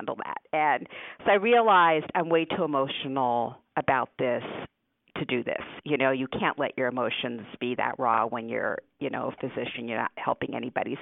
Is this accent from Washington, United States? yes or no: no; Newtown, Connecticut, United States; first language Hungarian; English is a second language; we moved to Connecticut, and I grew up in Newtown, Connecticut